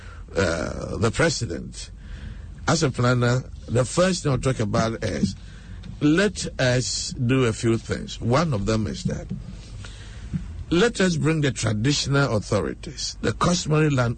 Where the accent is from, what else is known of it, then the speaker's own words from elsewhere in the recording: Sita, Ashanti, Ghana; now in Accra, Ghana; if you are living in my hometown, in Sita, in Ashanti region